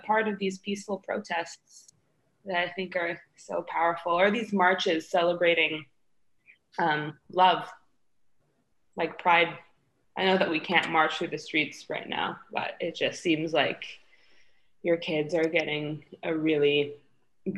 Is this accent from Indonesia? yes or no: yes; Indonesia; now in Canada; I grew up in Indonesia, but I have a Canadian passport